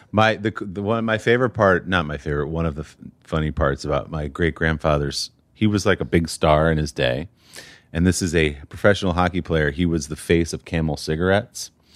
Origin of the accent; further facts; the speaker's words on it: New Jersey, United States; also born or lived in Chicago / New York City; now in New York, United States; when I was five, we moved to New Jersey